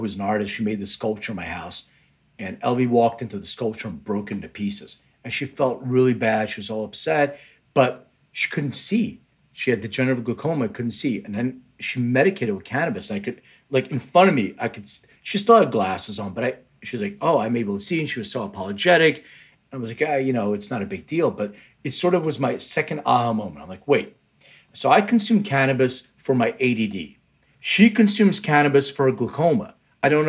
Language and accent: English; Lithuania; now in United States; I was born in Lithuania, which is, right now it's a Baltic country in the Eastern Europe, but it used to be under Soviet Union control. And in 1979, we left to immigrate